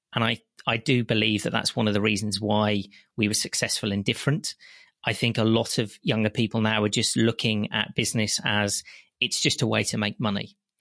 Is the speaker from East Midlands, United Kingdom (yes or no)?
no; West Midlands, United Kingdom; I lived in a very small local village, you can probably tell by my accent, in the West Midlands.